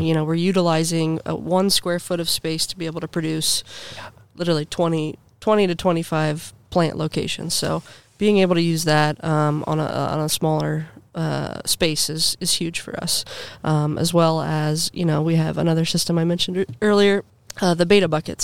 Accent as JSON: {"language": "English", "town": "Granville", "region": "Ohio", "country": "United States", "tie": "born or raised there", "said": "I grew up in Granville, Ohio"}